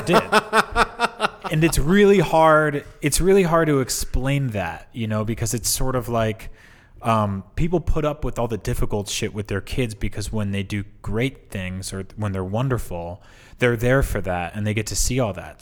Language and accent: English; East Coast, United States; moved away; I'm from the East Coast